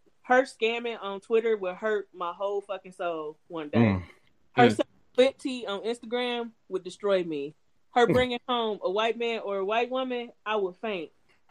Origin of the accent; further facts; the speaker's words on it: Cleveland, Ohio, United States; So, first off, to people who are not from Cleveland, when people ask you where you're from, no, I'm from Cleveland, because people tend to not know the suburbs, right?